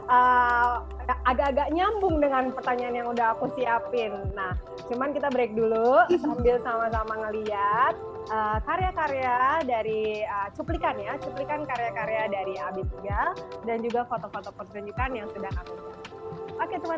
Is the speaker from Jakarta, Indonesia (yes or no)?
yes; Jakarta, Indonesia; also born or lived in Yogyakarta; aku kan lahir besar di Jakarta cuman aku merit tinggal di Jogja tapi sekarang aku balik lagi ke Jakarta